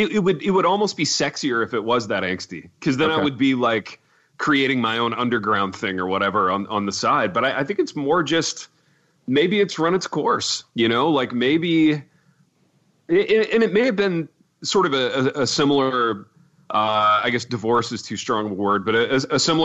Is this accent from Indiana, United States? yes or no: yes; Indiana, United States; growing up in Indiana